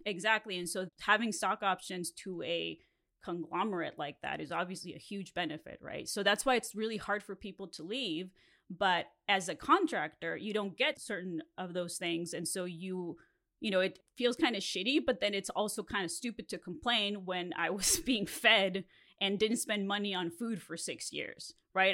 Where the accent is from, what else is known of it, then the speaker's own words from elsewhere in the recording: Mexico; first language Spanish; English is a second language; now in Los Angeles, United States; I grew up in Mexico, and so my first language is Spanish.